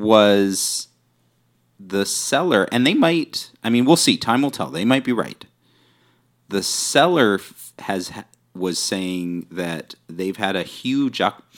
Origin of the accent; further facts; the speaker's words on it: New Westminster, British Columbia, Canada; growing up in New West